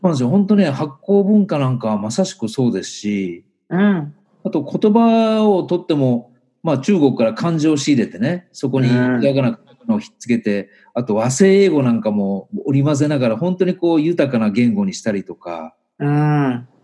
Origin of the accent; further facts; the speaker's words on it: Nagoya, Aichi, Japan; 僕はやっぱり名古屋で生まれて、ね、日本にずっと住んでるんだけど